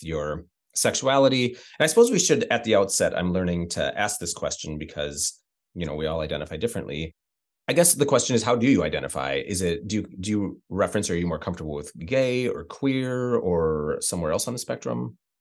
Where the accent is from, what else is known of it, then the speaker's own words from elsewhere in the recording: Midwest, United States; moved away; also born or lived in Chicago; I come from the Midwest and a rural Midwest